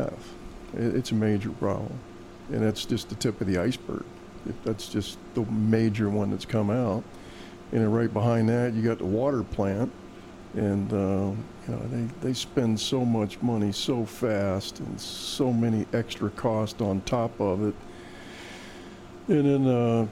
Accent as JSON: {"language": "English", "town": "Miami", "region": "Florida", "country": "United States", "tie": "born or raised there", "said": "I grew up in Miami."}